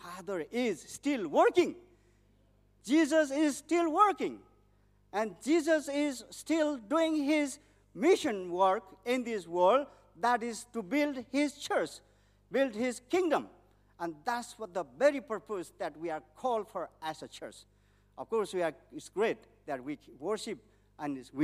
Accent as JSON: {"language": "English", "country": "Nepal", "tie": "born or raised there"}